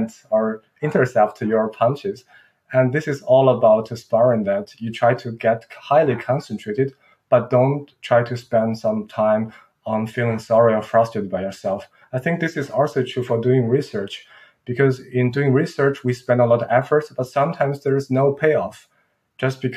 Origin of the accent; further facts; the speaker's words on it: Qingdao, Shandong, China; moved away; also born or lived in Munich, Germany; my hometown, which is called Qingdao